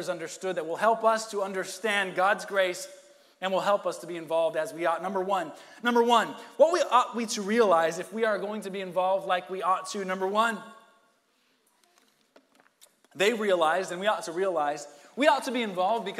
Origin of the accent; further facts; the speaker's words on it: United States; as an American Christian